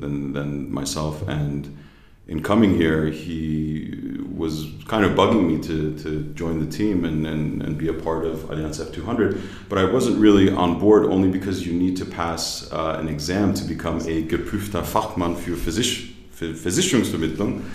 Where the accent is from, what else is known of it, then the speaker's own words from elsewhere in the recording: United States; accent: American; moved away as an adult; also born or lived in New Jersey / New York; now in Berlin, Germany; I'm from the United States, born and raised in New Jersey. I grew up in New York